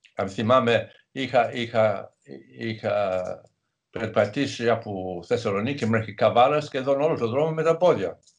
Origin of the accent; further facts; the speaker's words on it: England, United Kingdom; Greek is a second language; moved away; Μεγάλωσα στην επαρχία στην Αγγλία